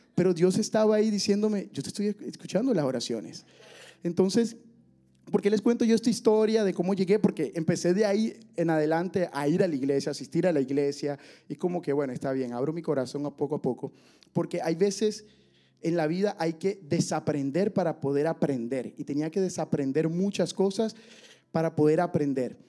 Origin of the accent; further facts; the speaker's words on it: Barranquilla, Atlántico, Colombia; moved away as an adult; yo nací en Barranquilla, Colombia